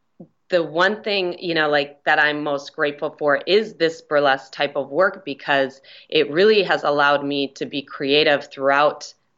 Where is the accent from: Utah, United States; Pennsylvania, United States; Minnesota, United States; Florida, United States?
Minnesota, United States; Minneapolis; moved away as an adult; now in Los Angeles, United States; Minneapolis, Minnesota.